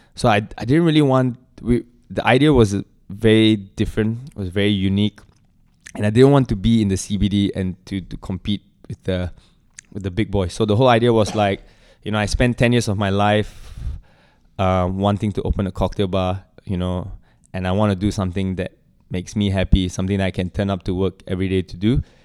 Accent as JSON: {"language": "English", "country": "Singapore", "said": "as a Singaporean"}